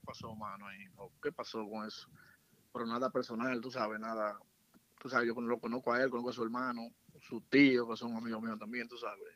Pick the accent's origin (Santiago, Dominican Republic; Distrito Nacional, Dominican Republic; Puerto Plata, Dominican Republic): Santiago, Dominican Republic; Santiago de los Caballeros; soy de Santiago, de un sector llamado Buenos Aires